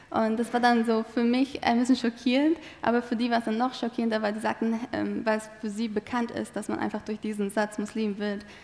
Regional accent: Malatya, Turkey; also born or lived in Adana; now in Germany; also ich bin in Adana geboren, in Malatya aufgewachsen. Das sind zwei Städte im Osten der Türkei.

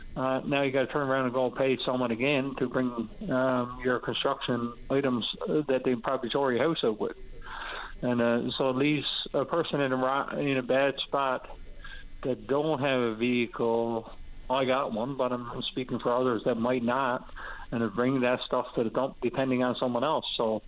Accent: Happy Valley-Goose Bay, Newfoundland and Labrador, Canada; I'm from Goose Bay, and the dump is open 9-to-5

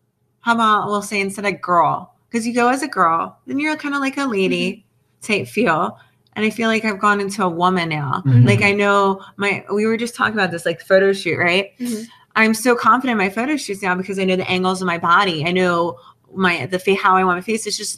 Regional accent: New Jersey, United States; I'm from South Jersey. Like, it's very, like, redneck, southern type thing.

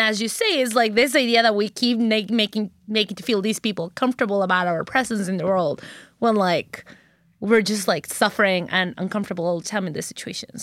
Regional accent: Mexico; English is a second language; moved away; I'm Mexican, born and bred

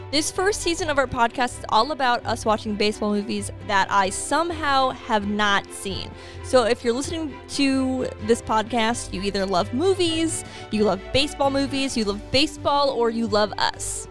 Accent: New England, United States; as a New Englander, as someone who was born and raised in New England

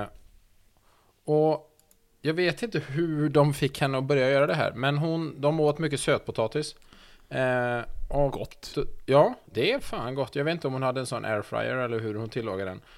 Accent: Sweden; som svensk

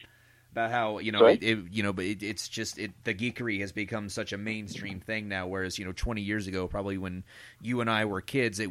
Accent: Florida, United States; now in North Carolina, United States; I'm from Florida originally

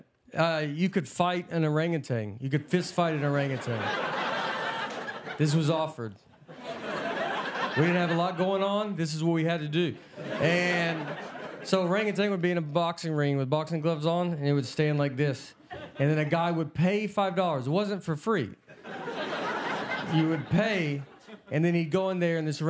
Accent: Tennessee, United States; I'm from Tennessee.

